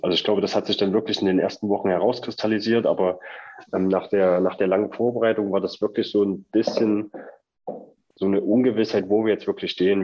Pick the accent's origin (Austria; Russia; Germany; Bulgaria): Germany; Leipzig, Saxony; wir kommen beide aus Leipzig, ähm, haben unsere, unsere Eltern hier, Großeltern